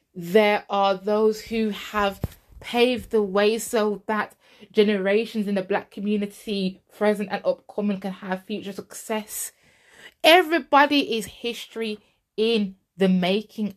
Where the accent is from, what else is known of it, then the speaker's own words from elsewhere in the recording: England, United Kingdom; I wasn't born there. I was born in England. I was born in England. But obviously, you know, my roots are Jamaican